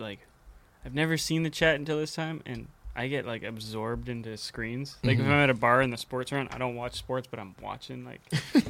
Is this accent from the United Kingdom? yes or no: no; White Rock, British Columbia, Canada; that's my hometown. That's the White Rock.